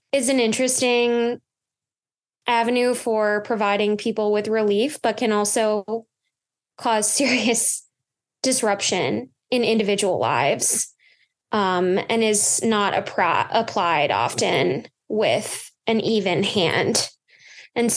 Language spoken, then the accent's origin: English; Minnesota, United States; I'm from Minnesota, so I knew I wanted to work back at home